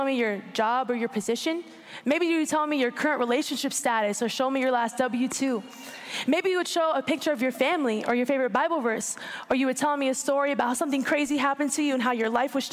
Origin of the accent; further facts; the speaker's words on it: Orlando, Florida, United States; I was born and raised in Orlando, Florida